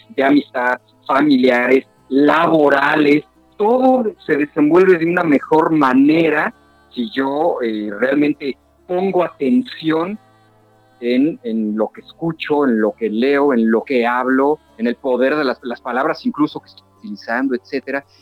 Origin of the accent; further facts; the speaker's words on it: Mexico City, Mexico; moved away as an adult; now in Cancún, Mexico; yo soy de la Ciudad de México, de la capital del país. Sin embargo, ya llevo 19 años viviendo aquí en Cancún